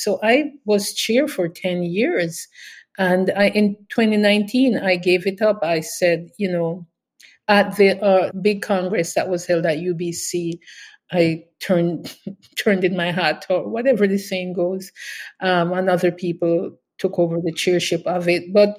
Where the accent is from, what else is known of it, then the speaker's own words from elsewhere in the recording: Kingston, Jamaica; moved away as an adult; also born or lived in Westmoreland, Jamaica; now in Canada; growing up in Kingston, in East Kingston